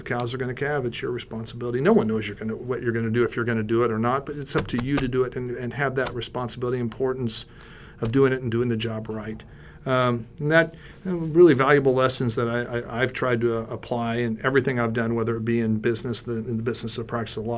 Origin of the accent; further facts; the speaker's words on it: Maryville, Missouri, United States; I grew up as a fifth-generation farmer up in rural northwest Missouri outside of a town called Maryville